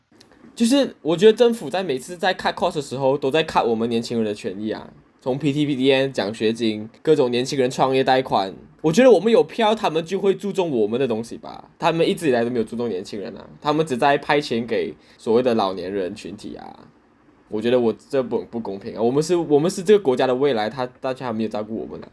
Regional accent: Malaysia; 作为一个土生土长的马来西亚华人，吃饺子是一件非常陌生的事情。我可能在我十多岁才第一次吃饺子，然后告诉我说这是我的传统。对我来说，新年就是要吃饭

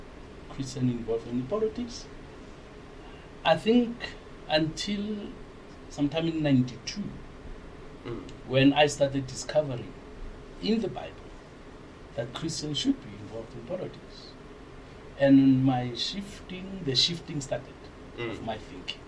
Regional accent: Pretoria, Gauteng, South Africa; I was born and grew up in Pretoria

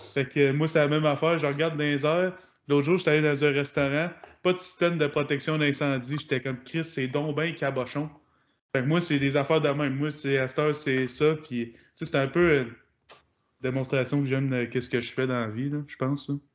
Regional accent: Quebec, Canada; je venais, viens de Québec

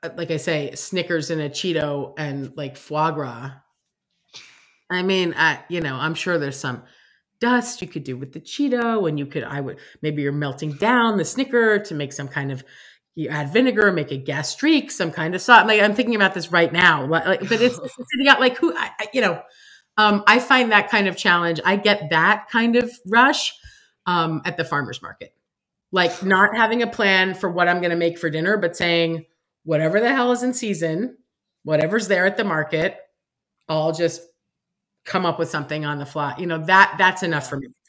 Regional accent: New York City, New York, United States; growing up in New York, growing up on the Upper East Side

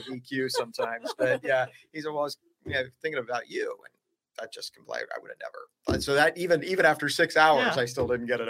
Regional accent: Peoria, Illinois, United States; I was born in Peoria, Illinois.

